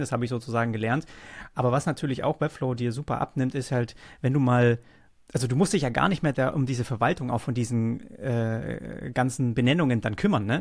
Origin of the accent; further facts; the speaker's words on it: Großbettlingen, Baden-Württemberg, Germany; ich komme auch aus Nürtingen, also Großbettlingen, das ist ja in der Nähe, da bin ich cool, aufgewachsen.